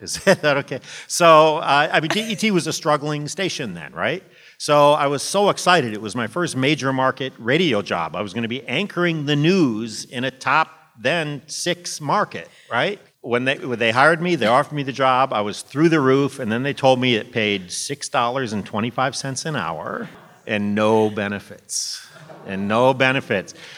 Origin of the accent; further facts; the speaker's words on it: Monroe, Michigan, United States; moved away as an adult; now in Washington, D.C., United States; my hometown in Monroe, Michigan